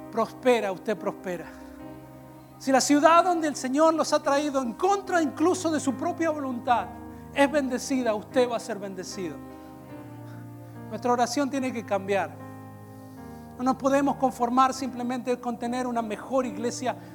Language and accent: Spanish; Peru; Yo vengo de Perú y en Perú las iglesias son más ungidas